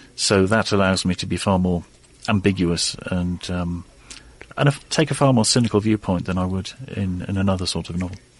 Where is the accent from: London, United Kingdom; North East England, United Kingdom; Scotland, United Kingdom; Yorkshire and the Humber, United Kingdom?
North East England, United Kingdom; Newcastle upon Tyne; moved away as an adult; now in Oxford, United Kingdom; I grew up in the northeast of England, Newcastle upon Tyne.